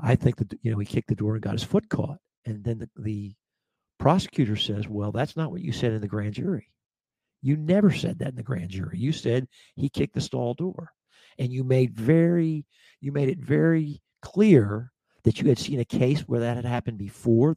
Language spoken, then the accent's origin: English; near Atlantic City, New Jersey, United States; moved away as an adult; also born or lived in Lincoln, Nebraska; I was brought up near Atlantic City